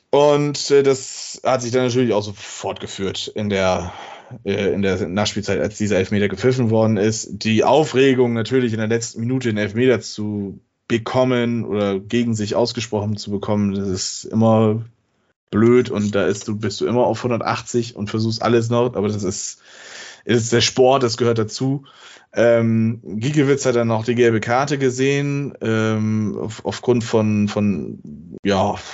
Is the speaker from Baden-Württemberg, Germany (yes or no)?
no; Bremen, Germany; den ich als Bremer ganz ehrlich sagen muss